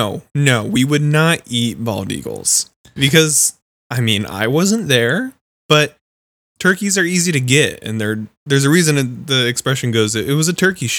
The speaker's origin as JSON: {"language": "English", "region": "California", "country": "United States", "said": "We're all from California."}